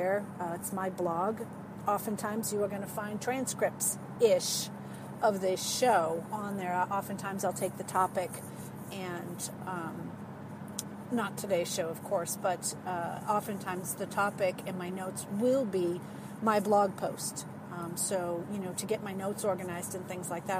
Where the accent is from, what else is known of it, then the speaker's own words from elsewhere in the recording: New England, United States; accent: New England or Boston; now in Cincinnati, United States; I am originally from New England, so that's where we get the Wicked Good from, New England terms. You may hear, especially when I get excited about things, you may hear my New England or Boston accent come out